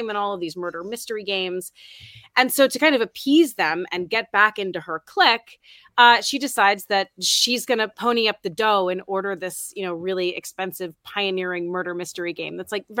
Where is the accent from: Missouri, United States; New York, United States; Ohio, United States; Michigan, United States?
New York, United States; New York City; also born or lived in Oneonta, New York; I'm from New York City